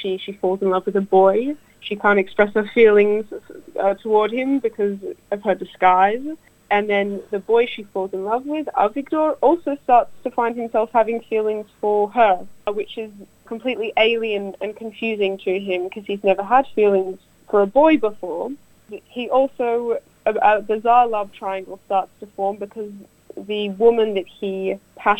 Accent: Australia; I'm Jewish, I'm Australian-Russian

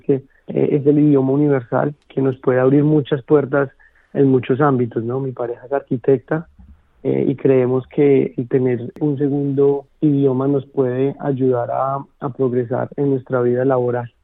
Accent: Colombia; moved away as an adult; now in Melbourne, Australia; desde mi país natal, desde Colombia

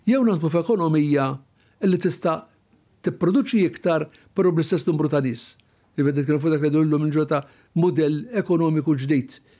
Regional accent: Malta; dawn Maltin bħalna

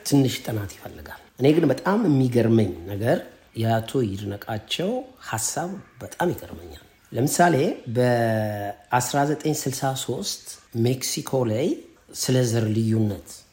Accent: Addis Ababa, Ethiopia; ተወልጄ ያደግኩት ቀበና አካባቢ ነው

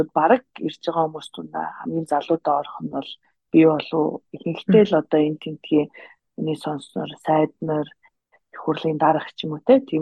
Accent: Mongolia; moved away as an adult; also born or lived in United States; Монголдо төрж өсөөд 10 жилээ төгсөөд тэгээд бакалавра болон магистрийн зэрэгээ Америкт төгссөн байгаа.

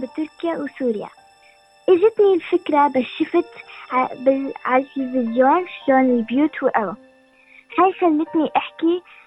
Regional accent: Syria; now in Sydney, Australia; نحن من سوريا

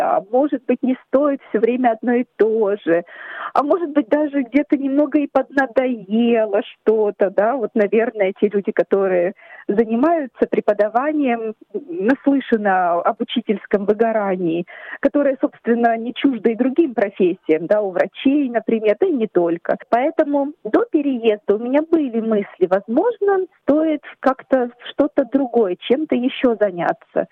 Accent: Ukraine; now in Australia; мы с мужем, семьей, мы родом из Украины

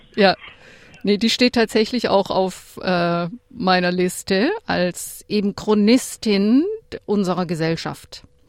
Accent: Lake Constance, Baden-Württemberg, Germany; ich komme auch vom Bodensee.

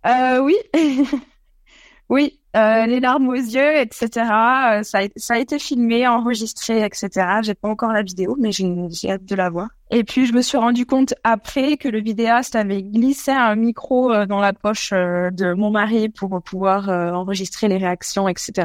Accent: France; moved away as an adult; now in Australia; nous, en France, on est des Pyrénées

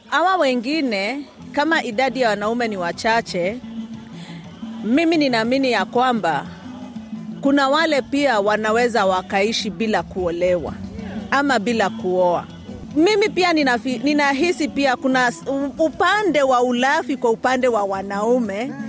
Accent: Kenya; now in Australia; tunakumbuka mahali ambapo tumetoka kama Wakenya

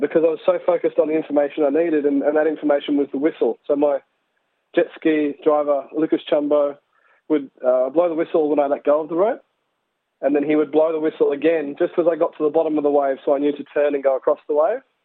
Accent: Lennox Head, New South Wales, Australia; in Lennox Head, my hometown

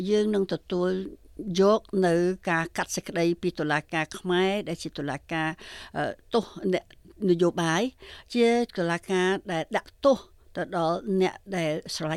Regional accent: Cambodia

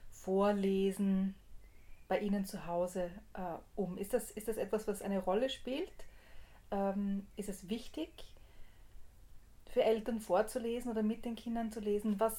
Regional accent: Graz, Styria, Austria; weil einer der Autoren ist Grazer, wo ich auch herkomme. Ich bin Grazerin.

